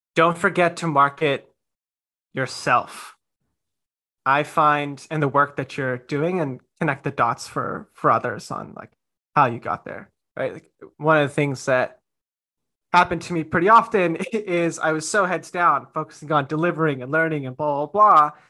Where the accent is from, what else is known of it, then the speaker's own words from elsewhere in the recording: India; as an Indian